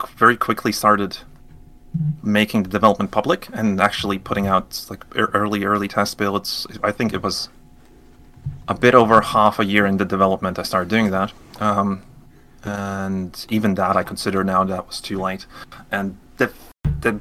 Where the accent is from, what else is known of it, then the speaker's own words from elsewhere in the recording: Latvia; I'm from Latvia, a little country, Eastern Europe. And we don't have like a big game industry here.